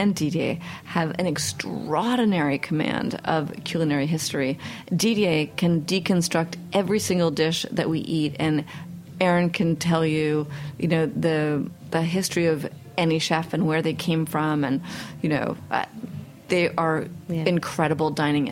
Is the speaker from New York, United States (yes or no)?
yes; New York City, New York, United States; I grew up in Manhattan